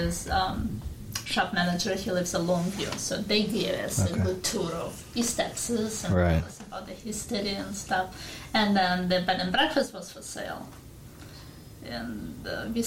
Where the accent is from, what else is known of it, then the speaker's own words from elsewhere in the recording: Ukraine; English is a second language; moved away as an adult; also born or lived in California, United States; now in Jefferson, United States; since we came from Ukraine